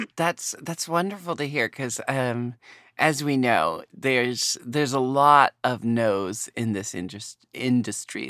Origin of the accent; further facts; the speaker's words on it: United States; growing up in America